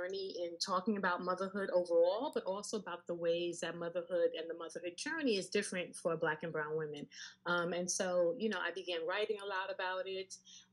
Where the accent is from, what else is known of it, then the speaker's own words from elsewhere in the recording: New York City, New York, United States; also born or lived in London; I am a native New Yorker, born and raised in Queens.